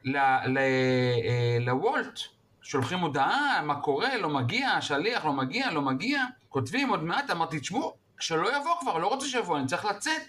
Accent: Israel; אני כמו ישראלי טוב

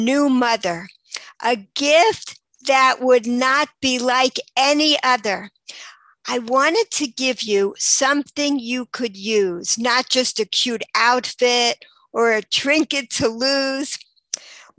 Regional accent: New York, United States; moved away as an adult; also born or lived in Baltimore, Maryland; now in Israel; I grew up until I was 18. I was in New York

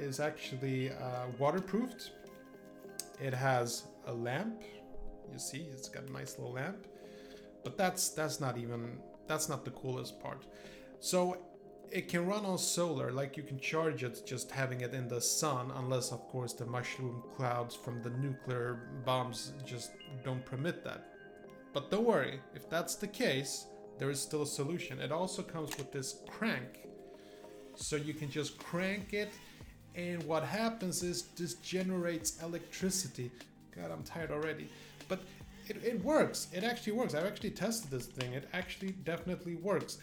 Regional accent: Poland; moved away; I come from a country, Poland originally, and the reason we moved from Poland

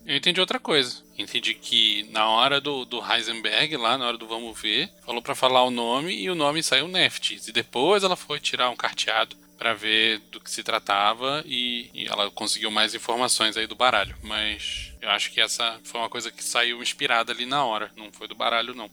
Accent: Brazil; somos brasileiros

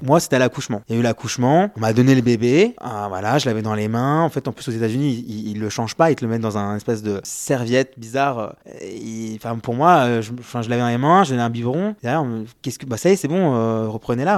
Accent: France; nous, on est Français, on a une mentalité de Français.

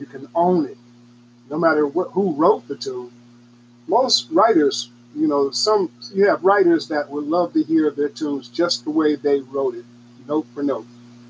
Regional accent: United States; my country, America, I'm an American

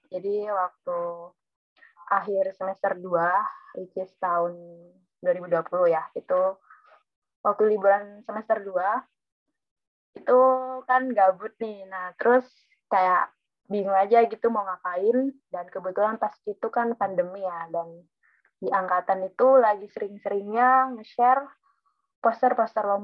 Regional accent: Probolinggo, East Java, Indonesia; Aku dari, asalku dari Probolinggo dan aku teknik fisika angkatan 2019.

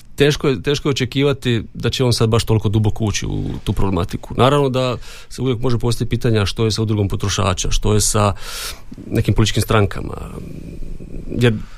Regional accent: Donji Andrijevci, Brod-Posavina County, Croatia; moved away as an adult; also born or lived in Zagreb; now in Đakovo, Croatia; ja sam inače iz Donjih Andrijevaca

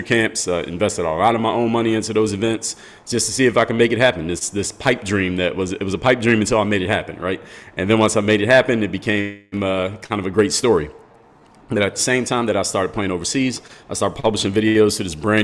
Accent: Philadelphia, Pennsylvania, United States; now in Miami, United States; come from the city of Philadelphia, PA

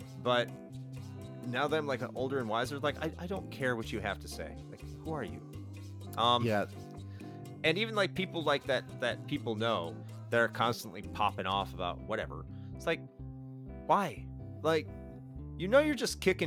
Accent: the North, United States; moved away; I grew up in the North

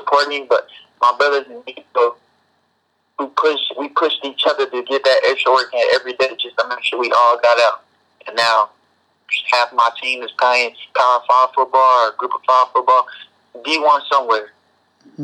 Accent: Oklahoma, United States; moved away as an adult; now in Utah, United States; I'm from Oklahoma

